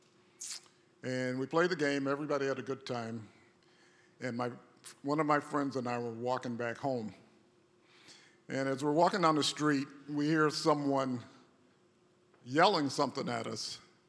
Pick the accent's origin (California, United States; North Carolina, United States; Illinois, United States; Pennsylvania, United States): North Carolina, United States; I grew up in the South, in North Carolina. All my formative years were in the South